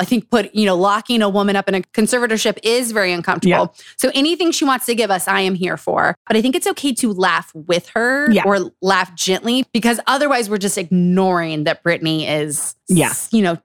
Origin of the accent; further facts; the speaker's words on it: Utah, United States; Growing up in Utah